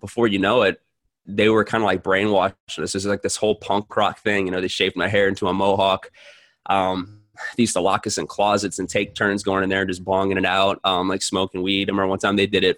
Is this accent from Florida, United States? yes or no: no; New Orleans, Louisiana, United States; I was born in New Orleans